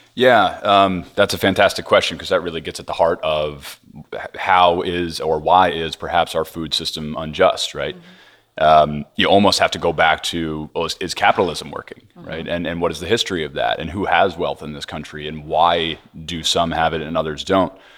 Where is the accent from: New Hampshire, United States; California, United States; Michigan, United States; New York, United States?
New York, United States; Hudson Valley; I grew up in the Hudson Valley, New York, close to food and farming